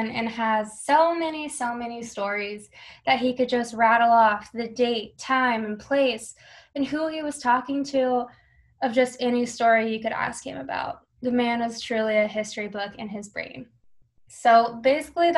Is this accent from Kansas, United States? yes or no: yes; Buhler, Kansas, United States; also born or lived in Hutchinson, Kansas; I'm actually from Bueller or Hutchinson, Kansas. I went to Bueller High School